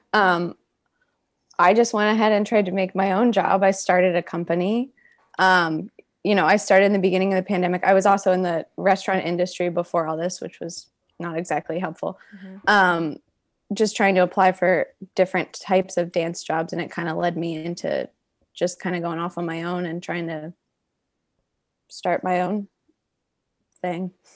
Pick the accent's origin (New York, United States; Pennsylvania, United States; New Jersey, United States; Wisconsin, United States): Pennsylvania, United States; moved away; my hometown in Pennsylvania